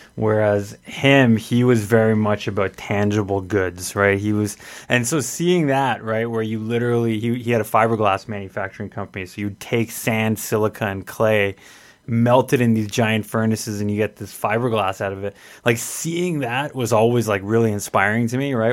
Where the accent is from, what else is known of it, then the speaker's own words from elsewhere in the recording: Edmonton, Alberta, Canada; I grew up here in Edmonton